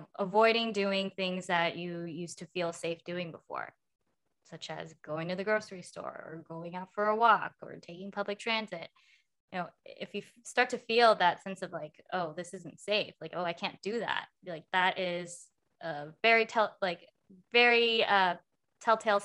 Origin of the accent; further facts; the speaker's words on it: United States; growing up in America